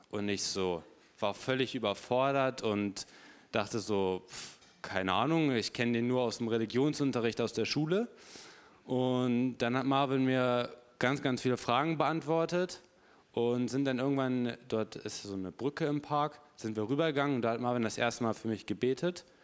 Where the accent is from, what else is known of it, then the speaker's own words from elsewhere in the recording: Hamburg, Germany; weil ich komme aus Hamburg, immer einmal im Monat hier in die Gemeinde zu kommen.